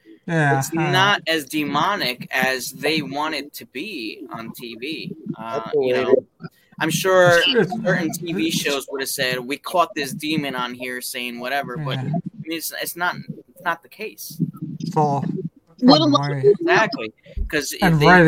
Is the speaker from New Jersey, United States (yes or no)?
yes; New Jersey, United States; I'm from New Jersey